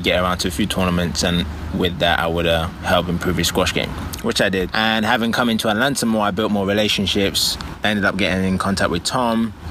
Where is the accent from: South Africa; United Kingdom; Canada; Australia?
United Kingdom; London; moved away as an adult; now in United States; I grew up playing squash in West London in a small club.